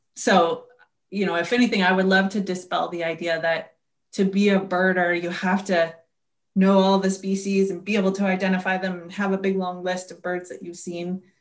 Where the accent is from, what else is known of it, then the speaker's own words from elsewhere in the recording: Seattle, Washington, United States; I grew up in the Seattle area